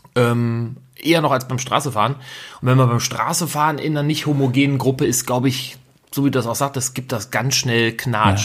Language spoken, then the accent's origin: German; Rhineland, Germany; now in Bavaria, Germany; ich bin ja auch Rheinländer eigentlich in Bayern